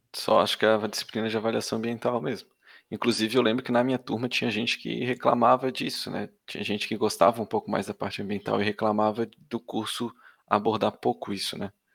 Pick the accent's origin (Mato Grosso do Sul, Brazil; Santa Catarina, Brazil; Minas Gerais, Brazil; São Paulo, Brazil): Santa Catarina, Brazil; Florianópolis; eu, que também sou manezinho